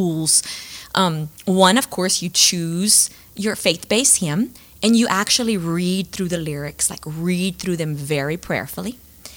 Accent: Cecilia, Louisiana, United States; I'm from Cecilia, Louisiana

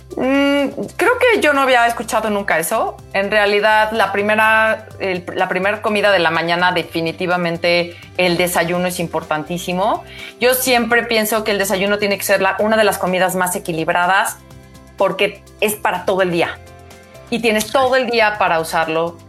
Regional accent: Mexico; somos mexicanos

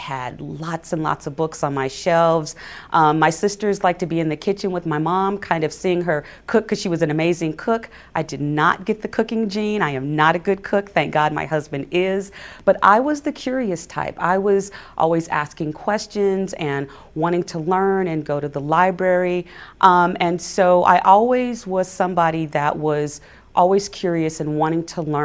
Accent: Altadena, California, United States; Altadena was an amazing place to grow up.

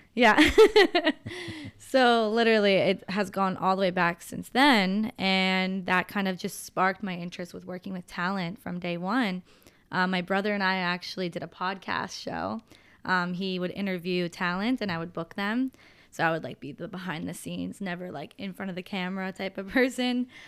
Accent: Pennsylvania, United States; moved away as an adult; also born or lived in Los Angeles; we're from Pennsylvania.

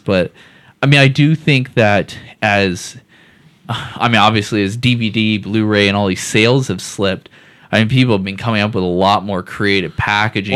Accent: Seattle, Washington, United States; I grew up in Seattle.

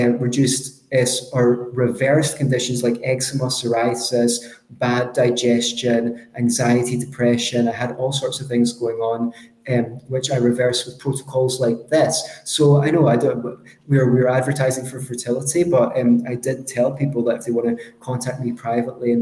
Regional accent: Scotland, United Kingdom; accent: Scottish; my Scottish accent is a little bit strong

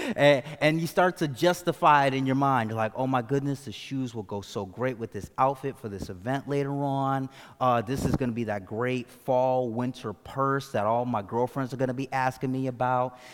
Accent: Hartford, Connecticut, United States; I grew up in Hartford, Connecticut

